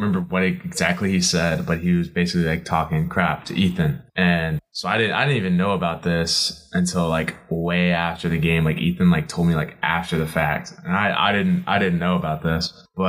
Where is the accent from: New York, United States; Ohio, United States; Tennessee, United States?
Tennessee, United States; Memphis; from Memphis.